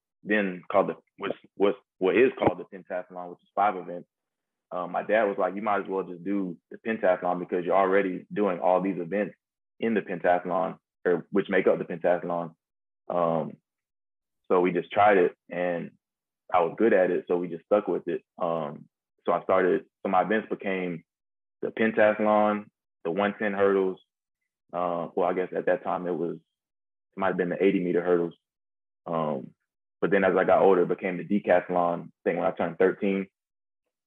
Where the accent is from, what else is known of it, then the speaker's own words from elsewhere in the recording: Georgia, United States; I grew up in Georgia